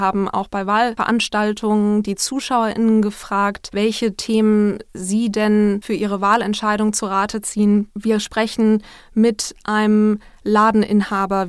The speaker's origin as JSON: {"language": "German", "region": "Northern Germany", "country": "Germany", "said": "Ich bin ja Norddeutsche"}